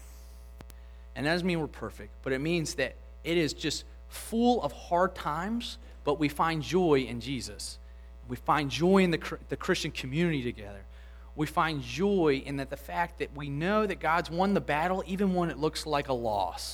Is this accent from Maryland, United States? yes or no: yes; Lutherville, Maryland, United States; now in Pen Lucy, Baltimore, United States; where I grew up in Lutherville